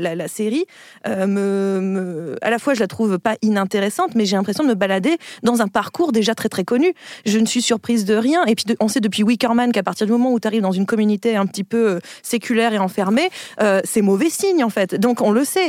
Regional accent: Picardy, Hauts-de-France, France; je viens de Picardie.

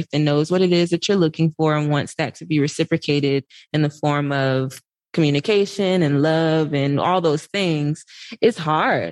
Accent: Atlanta, Georgia, United States; moved away as an adult; also born or lived in New York; I'm from Atlanta. So this is home for me. This is where my family is.

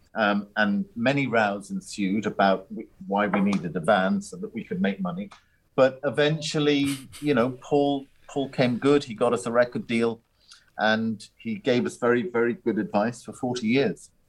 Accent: Ireland; Growing up in Ireland, it's very much a, a drink culture.

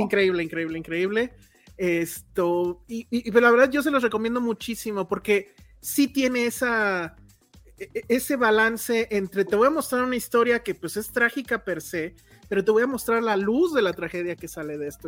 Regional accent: Mexico; como mexicanos

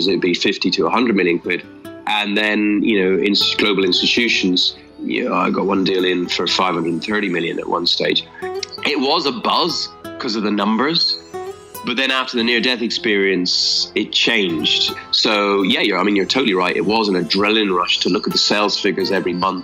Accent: Ireland; moved away; I'm Irish originally

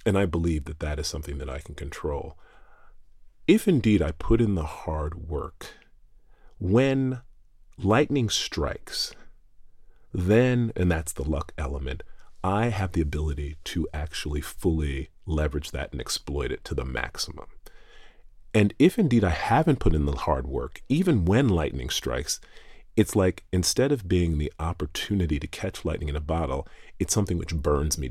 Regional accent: the South, United States; I grew up in the United States, and anyone who's listening can obviously tell that. And then I grew up in the South

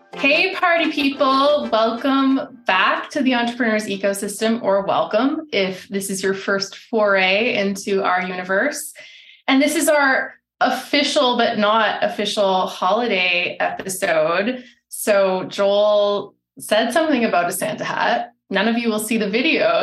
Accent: Alberta, Canada; I'm from Alberta

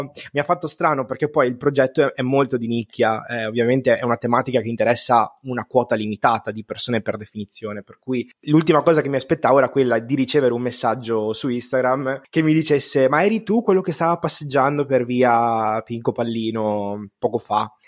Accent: Veneto, Italy; sono veneto

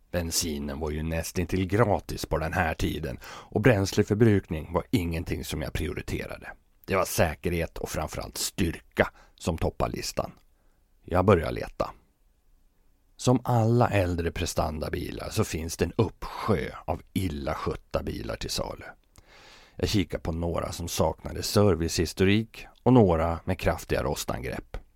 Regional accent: Fagersta, Västmanland, Sweden; det är ju för att jag är från Fagersta

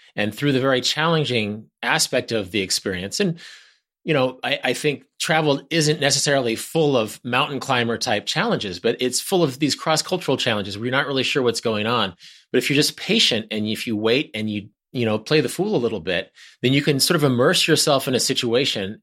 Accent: Wichita, Kansas, United States; We drove up to Kansas City from Wichita, my hometown

